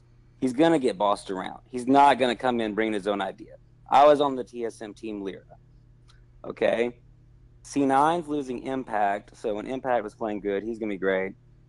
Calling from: Alabama, United States

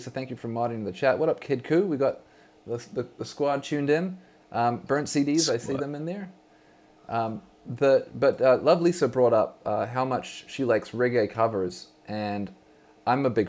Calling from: Vancouver, British Columbia, Canada; I'm broadcasting from Vancouver, British Columbia.

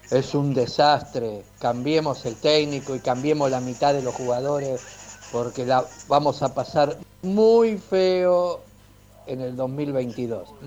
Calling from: Buenos Aires, Argentina; de Belgrano.

